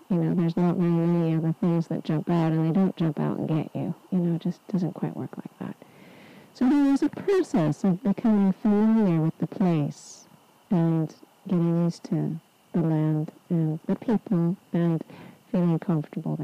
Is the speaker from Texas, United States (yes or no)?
no; Southern California, United States; moved away; also born or lived in England; I was born in Southern California, which is a desert